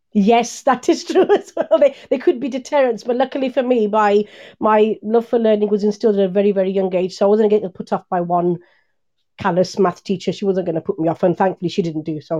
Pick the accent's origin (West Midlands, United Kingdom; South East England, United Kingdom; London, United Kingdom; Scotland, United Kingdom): West Midlands, United Kingdom; Birmingham; born or raised there